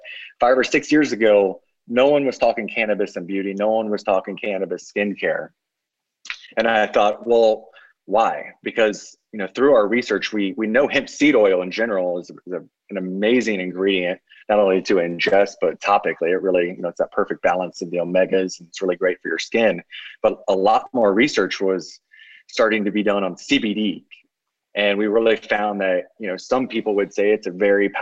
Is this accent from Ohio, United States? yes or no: yes; Mechanicsburg, Ohio, United States; my small community of Mechanicsburg, Ohio